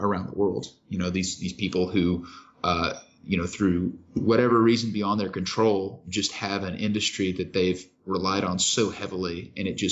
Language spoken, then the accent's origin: English; Kentucky, United States; I grew up in Kentucky